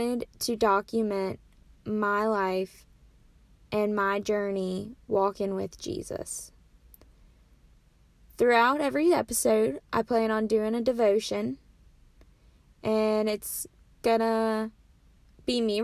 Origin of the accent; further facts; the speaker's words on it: Williamsport, Maryland, United States; moved away as an adult; now in North Carolina, United States; My hometown is Williamsport, Maryland, but I currently go to school at Pfeiffer University, which is a small school